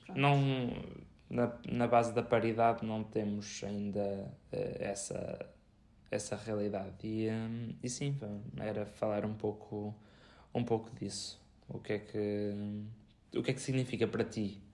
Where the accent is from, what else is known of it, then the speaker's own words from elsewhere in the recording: Viseu, Centro, Portugal; nós somos de Viseu e, eh, e somos Viseu, Portugal